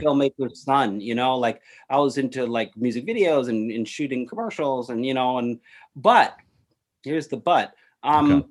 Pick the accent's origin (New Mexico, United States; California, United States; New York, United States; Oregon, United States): New York, United States; New York City; I grew up in New York City